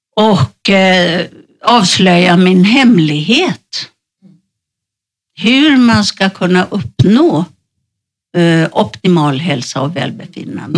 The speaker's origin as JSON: {"language": "Swedish", "country": "Sweden", "moved": "as an adult", "lives_now": "Spain", "said": "hemma i Sverige"}